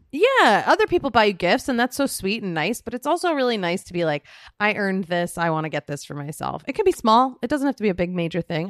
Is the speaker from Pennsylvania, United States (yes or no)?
yes; Philadelphia, Pennsylvania, United States; I was born in Philadelphia.